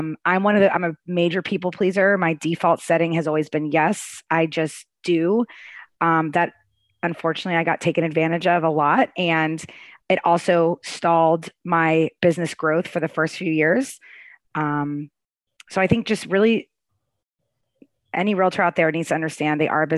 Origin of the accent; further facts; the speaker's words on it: Arlington, United States; moved away as an adult; now in Raleigh, United States; I grew up in Arlington